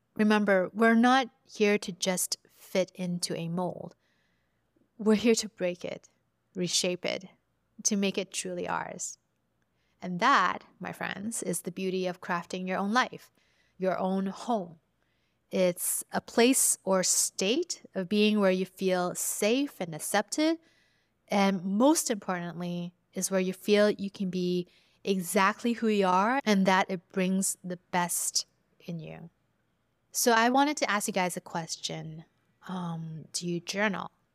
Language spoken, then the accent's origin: English; Vancouver, British Columbia, Canada; I was growing up in Vancouver as a first generation immigrant